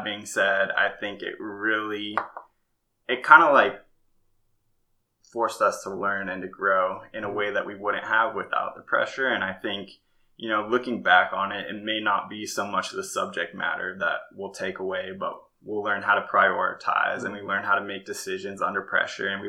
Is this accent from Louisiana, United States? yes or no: no; Farmington, Utah, United States; moved away as an adult; also born or lived in Arizona; I grew up in a place called Farmington, Utah, kind of like a suburb of Salt Lake City